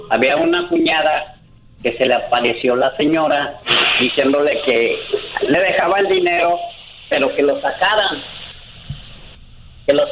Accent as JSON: {"language": "Spanish", "town": "León", "region": "Guanajuato", "country": "Mexico", "also_born_or_lived": "Mexico City", "moved": "as an adult", "said": "Yo soy de León, Guanajuato."}